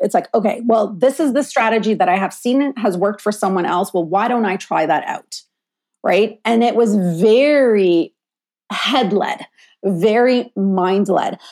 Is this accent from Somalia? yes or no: no; Ontario, Canada; moved away; I'm sitting in my hometown in Ontario